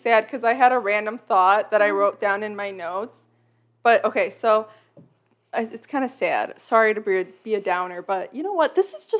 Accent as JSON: {"language": "English", "town": "Chicago", "region": "Illinois", "country": "United States", "said": "we're from Chicago. Like, how bad could it be out there?"}